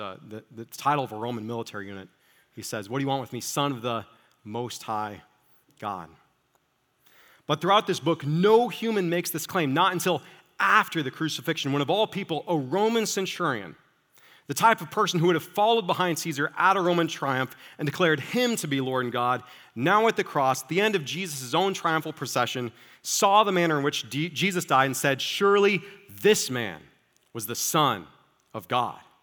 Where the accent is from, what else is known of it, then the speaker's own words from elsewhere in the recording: Iowa, United States; moved away as an adult; also born or lived in Chicagoland; I grew up in small town, small farm Iowa